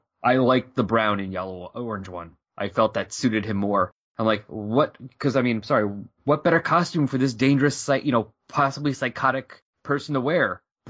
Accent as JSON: {"language": "English", "region": "New Jersey", "country": "United States", "said": "I'm from New Jersey."}